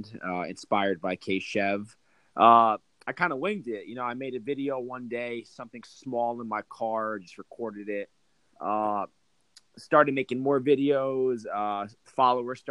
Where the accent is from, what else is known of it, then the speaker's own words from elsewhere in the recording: Toms River, New Jersey, United States; I grew up in Toms River, New Jersey.